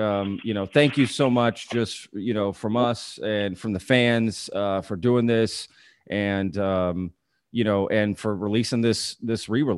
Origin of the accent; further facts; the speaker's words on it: Texas, United States; I'm from Texas. I grew up here.